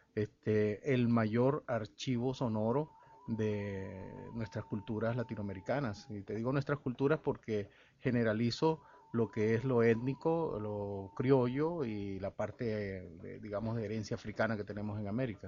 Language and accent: Spanish; El Salvador; moved away as an adult; now in Venezuela; Yo vengo del El Salvador, nací en El Salvador, llegué aquí en plena juventud a los 24 años